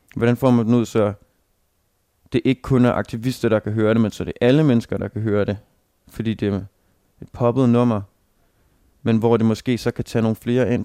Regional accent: Denmark; som, som dansker

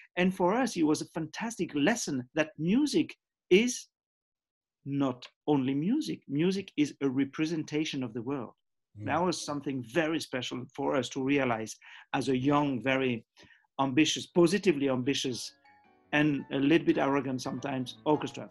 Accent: Geneva, Switzerland; also born or lived in Zambia; we came back to Geneva, Switzerland, when I was nearly seven years

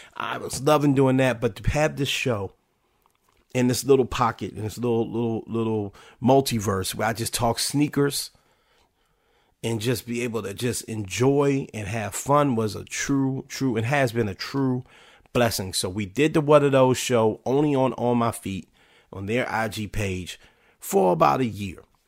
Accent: Washington, District of Columbia, United States; my hometown, then called Washington Redskins

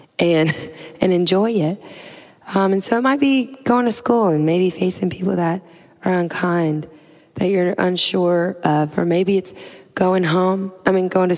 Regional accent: Louisiana, United States; I'm from Louisiana. I'm like a swamp girl.

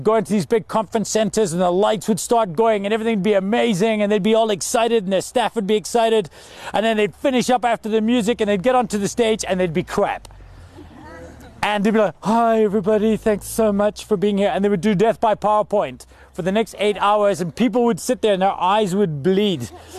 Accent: Scotland, United Kingdom; Now I'm from Scotland, this is crazy for me, because if we didn't go to concerts when it's cold, there would never be concerts.

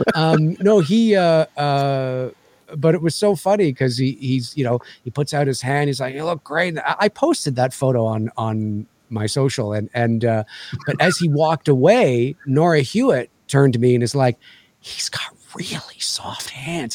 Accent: Canada; as a Canadian

